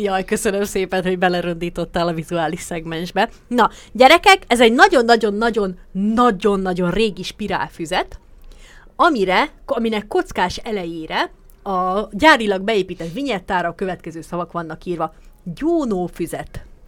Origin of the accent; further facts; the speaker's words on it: Békés, Hungary; a Békés megyében nőttem fel